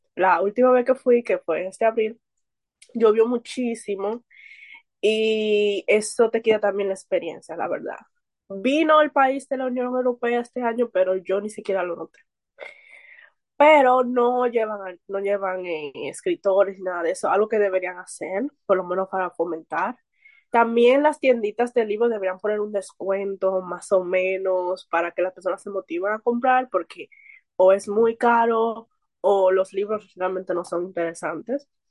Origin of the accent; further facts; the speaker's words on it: Santo Domingo, Distrito Nacional, Dominican Republic; soy de República Dominicana más específico Santo Domingo, que es la capital.